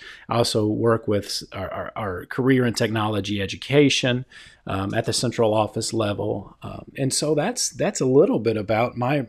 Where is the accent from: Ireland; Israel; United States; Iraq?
United States; Texas; also born or lived in Hawaii / Washington, D.C.; So I've spent most of my life in the great state of Texas. I was born in Hawaii and lived in Washington, D.C. really for the first part of my adolescence.